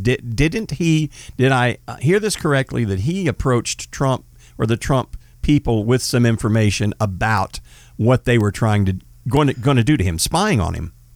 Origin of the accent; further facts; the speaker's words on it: United States; I'm a Christian, I'm an American, and I'm a patriot